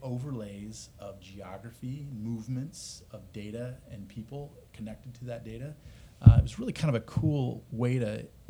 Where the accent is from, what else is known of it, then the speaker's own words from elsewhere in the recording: Omaha, Nebraska, United States; moved away as an adult; now in Austin, United States; So born and raised. That's how I got my start in the data business, was in Omaha. But yeah, my wife's from Iowa. I'm from Nebraska